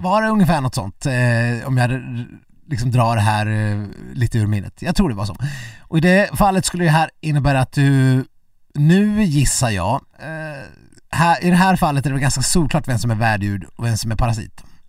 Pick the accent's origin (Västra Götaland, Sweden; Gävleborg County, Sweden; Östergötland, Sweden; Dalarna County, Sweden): Dalarna County, Sweden; jag, som eh, äkta mas